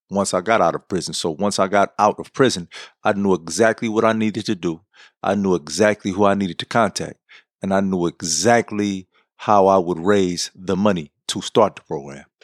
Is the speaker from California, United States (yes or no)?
yes; San Francisco, California, United States; I was born and raised in San Francisco